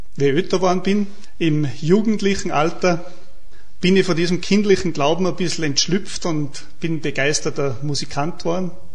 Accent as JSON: {"language": "German", "town": "St. Martin bei Lofer", "region": "Salzburg", "country": "Austria", "tie": "born or raised there", "said": "Ich bin aus dem Salzburgland, aus dem Pinzgau, vom Beruf Bankkaufmann"}